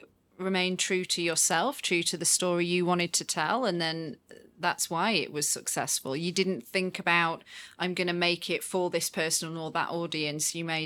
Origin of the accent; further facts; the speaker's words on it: United Kingdom; Okay. I didn't know that as a Brit, but okay.